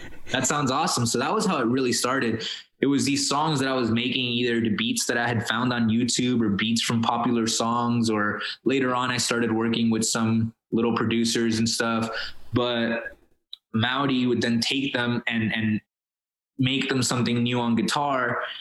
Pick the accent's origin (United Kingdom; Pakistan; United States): United States; Miami, Florida; first language Spanish; English is a second language; moved away as an adult; also born or lived in Colombia; now in Los Angeles, United States; we got to Miami, I was seven years old I didn't speak English. My mom didn't speak English